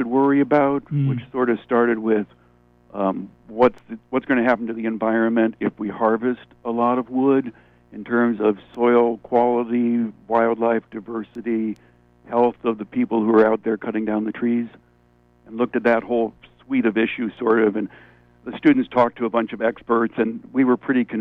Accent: Niagara Falls, New York, United States; moved away; I grew up in Niagara Falls

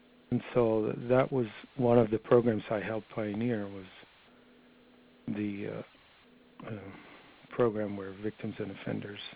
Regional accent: Netherlands; moved away as an adult; I grew up in Holland for my first 21 years

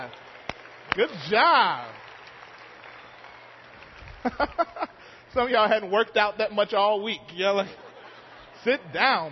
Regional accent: Mississippi, United States; moved away; how I grew up singing it in Mississippi

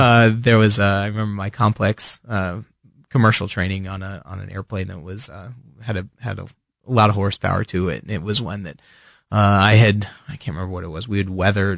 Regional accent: Fairfax County, Virginia, United States; now in Kansas City, United States; I grew up on the East Coast. I was born, uh, just outside Washington, D C, on the Virginia side and lived almost all my life. Grew up grew up there

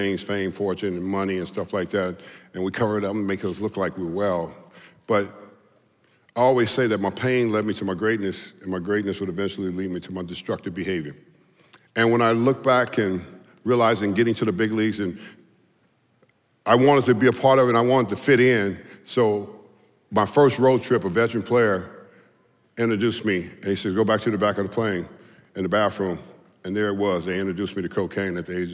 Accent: Southern California, United States; I was a Southern California player, you know, and I came from Southern California

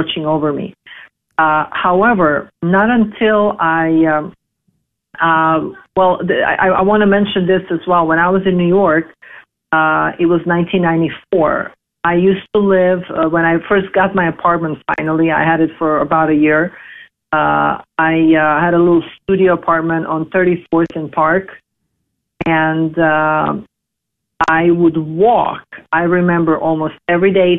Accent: Belgrade, Serbia; also born or lived in Los Angeles, United States; now in Greece; I was born in Belgrade. At the time when I was born, 1975, it was Yugoslavia.

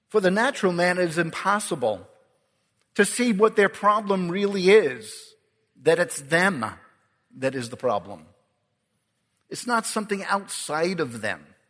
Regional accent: Ireland; I'm Irish

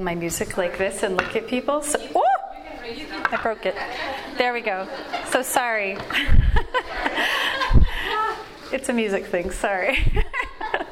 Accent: California, United States; moved away; I grew up mostly in California

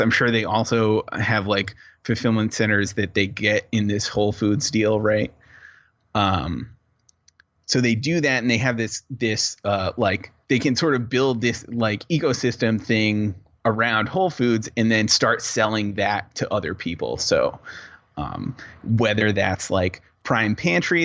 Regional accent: New England, United States; growing up in New England

